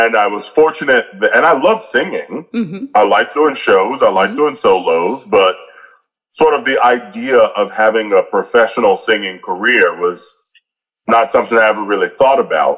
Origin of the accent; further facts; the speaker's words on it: Atlanta, Georgia, United States; I was born and raised in Atlanta.